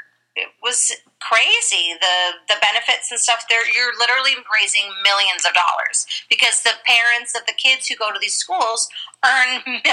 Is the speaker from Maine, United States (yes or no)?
no; Los Angeles, California, United States; Growing up in Los Angeles and Monterey, and I didn't grow up in Monterey